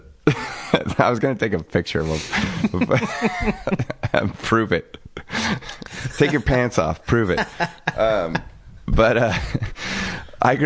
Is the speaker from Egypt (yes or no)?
no; Portland, Oregon, United States; also born or lived in Seattle; now in Los Angeles, United States; when I grew up in Portland